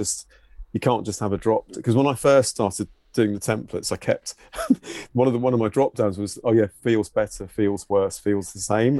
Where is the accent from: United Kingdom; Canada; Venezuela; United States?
United Kingdom; Brighton, South East England; moved away; that was my hometown where I grew up